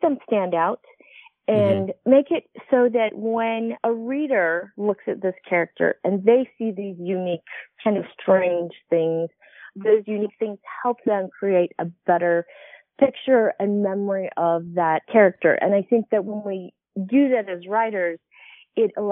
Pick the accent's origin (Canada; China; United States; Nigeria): United States; Utah; I grew up in Utah